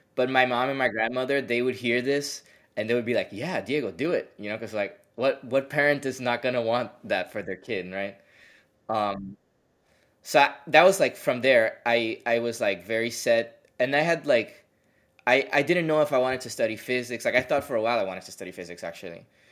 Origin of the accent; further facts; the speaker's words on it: Puerto Rico; moved away as an adult; I liked growing up in Puerto Rico